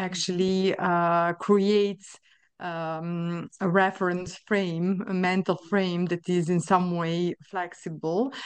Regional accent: Sombor, Vojvodina, Serbia; moved away as an adult; also born or lived in Novi Sad, Serbia / France; now in Luxembourg; I was born in Serbia, uh, and I finished my studies, uh, of psychology in Novi Sad in Serbia as well

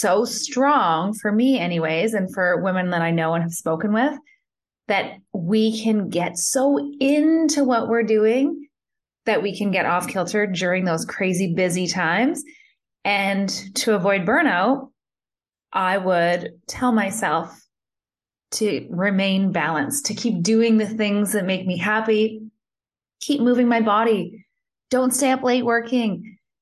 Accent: Thunder Bay, Ontario, Canada; moved away as an adult; also born or lived in Calgary, Alberta; I'm originally from Thunder Bay, Ontario, and I moved to Calgary at 22 years old

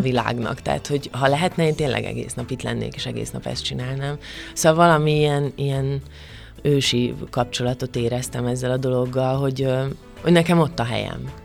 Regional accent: Kökény, Baranya, Hungary; Pécs mellett van ez a kis falu, ahol én fölnőttem, de tényleg nagyon közel, szóval tulajdonképpen Melyik? agglomeráció, kökénynek hívják ezt a falut.

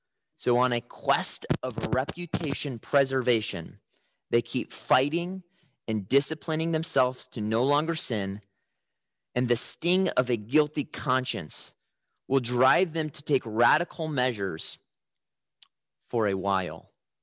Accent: Chicago, Illinois, United States; When I was growing up in Chicago, my dad kind of had a home alone style to protect our house at night.

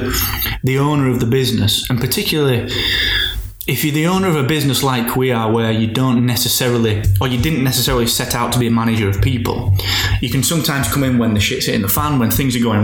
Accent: Barnsley, Yorkshire and the Humber, United Kingdom; accent: Barnsley; we both have like a really Barnsley accent

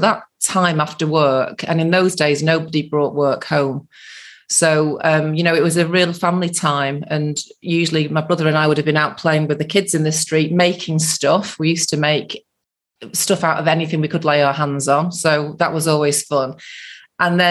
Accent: Manchester, North West England, United Kingdom; also born or lived in Salford / Birmingham; I was born in central Manchester and then lived in a suburb of Manchester, grew up there, went to school in a place called Salford

